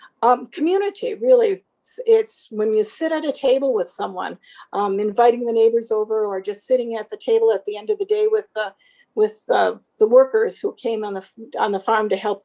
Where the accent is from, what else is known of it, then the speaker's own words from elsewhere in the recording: Southeastern Wisconsin, United States; I grew up in South Central or Southeastern Wisconsin on a dairy farm